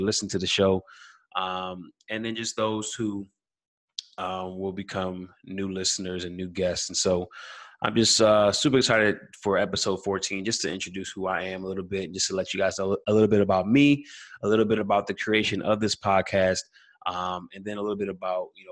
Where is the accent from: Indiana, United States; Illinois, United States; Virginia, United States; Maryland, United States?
Maryland, United States; Silver Spring; also born or lived in Washington, D.C.; I'm from Silver Spring, Maryland, born in Washington, D.C., raised Silver Spring, Maryland. You know, was in Silver Spring pretty much from kindergarten all the way through senior year of high school